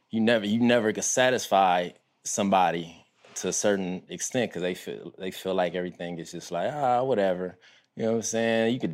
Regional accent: Compton, California, United States; I witnessed the … … era. And I grew up on Harris. So all the way south of Harris is Kelly Park.

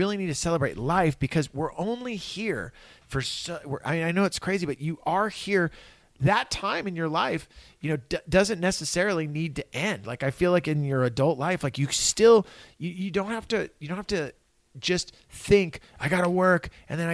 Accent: Santa Cruz, California, United States; I grew up in Santa Cruz. I grew up in California

